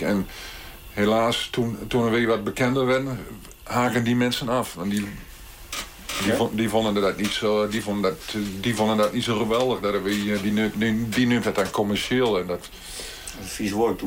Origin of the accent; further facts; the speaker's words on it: Beltrum, Gelderland, Netherlands; Ik ben geboren in Beltrum. En Beltrum ligt tussen uh, Groenlo en Borculo.